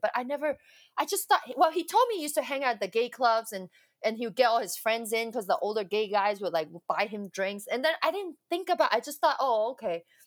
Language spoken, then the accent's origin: English; Hong Kong; I was born in Hong Kong. Um, yeah, from Hong Kong, and then um, I went to an all girls Catholic school